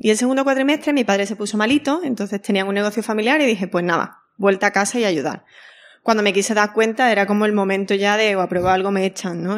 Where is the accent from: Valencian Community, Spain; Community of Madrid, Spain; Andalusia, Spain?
Andalusia, Spain; siendo andaluza